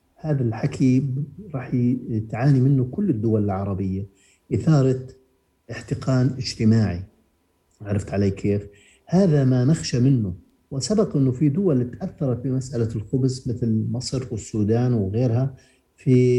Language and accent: Arabic; Jordan; عندنا في الأردن